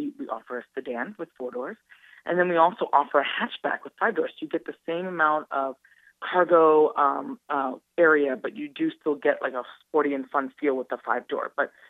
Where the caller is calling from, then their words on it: Detroit, Michigan, United States; I'm calling from Detroit, Michigan, a little outside Detroit. Yeah, I'm calling from Detroit. I'm here in headquarters.